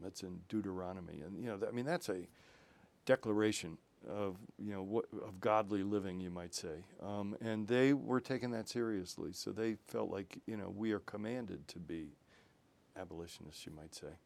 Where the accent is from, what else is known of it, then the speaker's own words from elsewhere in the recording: Waverly, United States; moved away; my house where I grew up in Waverly